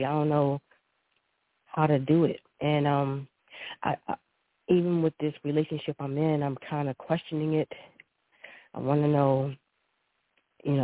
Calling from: Baltimore, Maryland, United States; I am calling from Baltimore, Maryland.

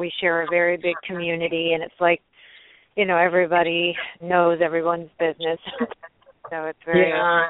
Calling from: Maryland, United States; I'm calling from Maryland.

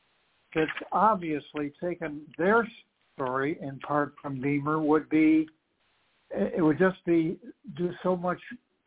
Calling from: Charlotte, North Carolina, United States; from Charlotte, North Carolina.

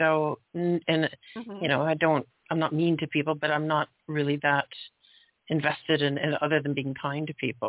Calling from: Toronto, Ontario, Canada; I'm calling from Toronto.

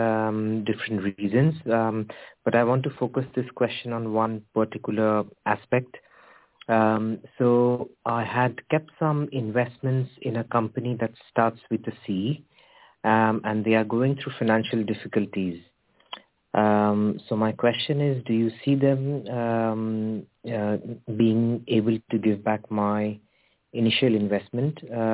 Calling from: United Kingdom; I'm calling from the United Kingdom.

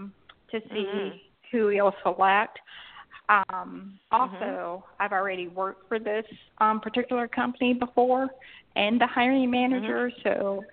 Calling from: Georgia, United States

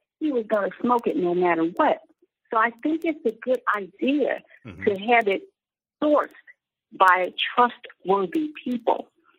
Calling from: Chicago, Illinois, United States; I'm calling from Chicago.

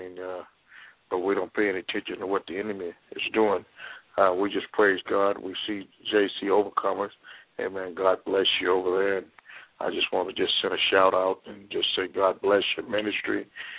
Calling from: Houston, Texas, United States; I'm calling out of Houston, Texas.

